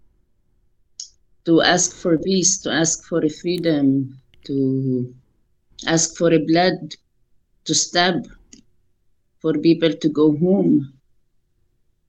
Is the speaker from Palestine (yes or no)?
yes; Al-Eizariya, West Bank, Palestine; We grew up in Isaria, which is 20 minutes walk to my grandparents' house in Ras Al Amud